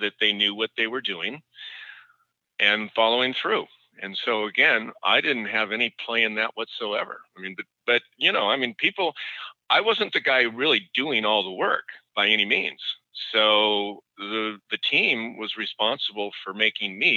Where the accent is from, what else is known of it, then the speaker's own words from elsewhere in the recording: Seattle, Washington, United States; I grew up in Seattle with Nordstrom